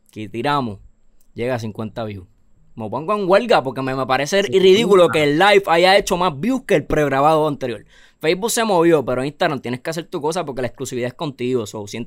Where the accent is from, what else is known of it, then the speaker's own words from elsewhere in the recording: Puerto Rico; soy yo, ¿verdad? Siendo puertorriqueño